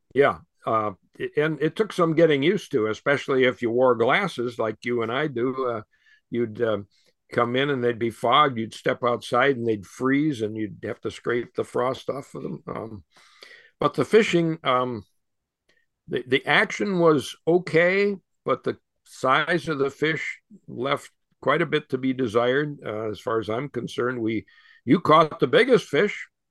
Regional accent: North Tonawanda, New York, United States; I grew up in Western New York State on the, not quite on the shores of Lake Erie, but my dad was born, um, in Tonawanda, New York, and, uh, I was born in North Tonawanda, right on the Niagara River

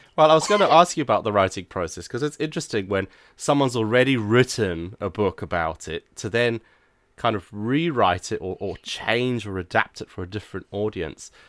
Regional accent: Zimbabwe; moved away; I'm originally from Zimbabwe myself

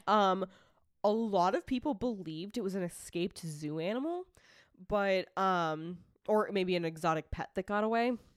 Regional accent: Franklin, Massachusetts, United States; moved away; I grew up in Franklin, Massachusetts. It, I, I don't live there anymore

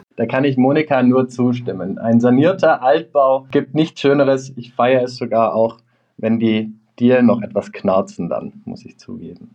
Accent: Stuttgart, Baden-Württemberg, Germany; moved away; ich komme ursprünglich aus Stuttgart, wie man es vielleicht unschwer auch noch raushören wird.

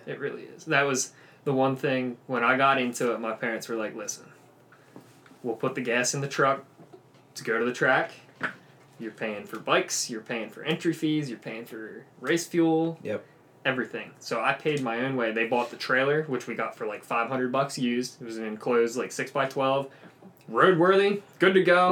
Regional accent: Lancaster, Pennsylvania, United States; moved away as an adult; now in Pittsburgh, United States; when I go home to Lancaster than when I'm out in Pittsburgh because I'm not from Pittsburgh

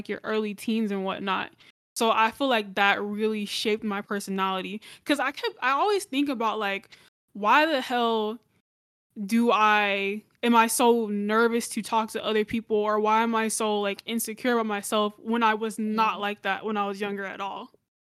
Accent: Gwinnett County, Georgia, United States; born or raised there; also born or lived in Cobb County, Georgia

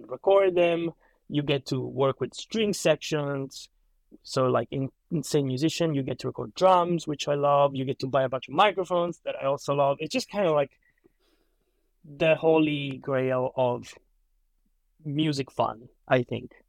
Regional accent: Calabria, Italy; moved away as an adult; also born or lived in Boston; now in Los Angeles, United States; I'm originally from Italy. Um, I uh, there for like 21 years of my life, then moved out here to attend college.

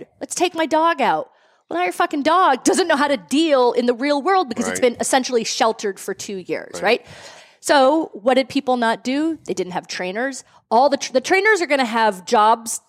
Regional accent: Gloucester, Massachusetts, United States; moved away as an adult; now in Merrimack Valley, United States; I'm from Gloucester, so I moved to the Merrimack Valley 7 years ago

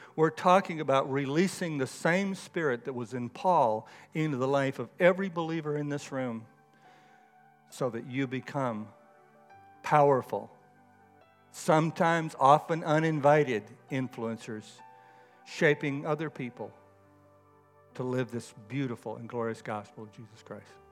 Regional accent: Texas, United States; moved away; I grew up in Texas

